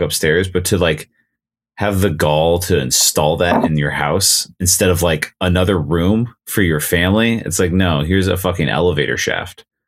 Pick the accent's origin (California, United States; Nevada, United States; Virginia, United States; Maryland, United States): Nevada, United States; I grew up in Nevada